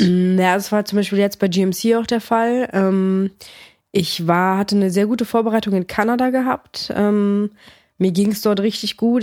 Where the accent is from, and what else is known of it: Cologne, North Rhine-Westphalia, Germany; born or raised there; also born or lived in Greece / northern Greece